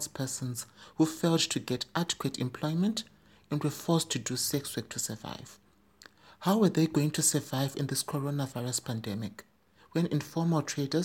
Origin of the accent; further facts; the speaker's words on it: Zimbabwe; in my home country, Zimbabwe